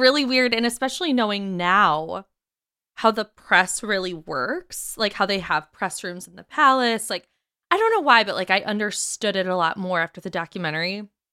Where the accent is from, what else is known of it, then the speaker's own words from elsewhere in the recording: United Kingdom; We're British